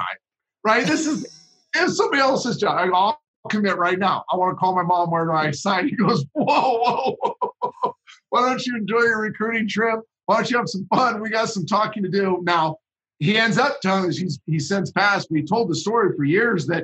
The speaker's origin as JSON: {"language": "English", "town": "Santa Cruz", "region": "California", "country": "United States", "tie": "born or raised there", "said": "I grew up in Northern California on the coast in a town called Santa Cruz"}